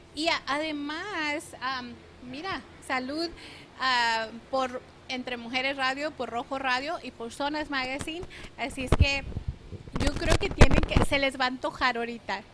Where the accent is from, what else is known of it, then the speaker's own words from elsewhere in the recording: Nogales, Sonora, Mexico; now in Phoenix, United States; Concepción y yo nacimos literalmente eh, en Nogales, Sonora y somos de prácticamente de unas cuantas cuadras a otras de distancia